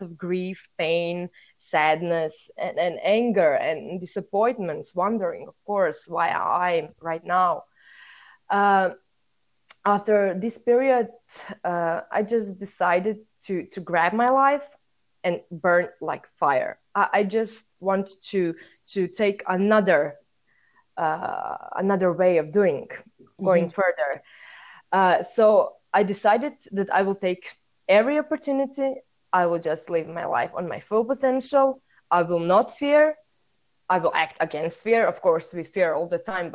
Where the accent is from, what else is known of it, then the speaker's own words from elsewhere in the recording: Croatia; moved away as an adult; now in Denmark; I'm from Croatia, a small, beautiful country in Europe. But right now, I'm currently living, studying, and working in Denmark.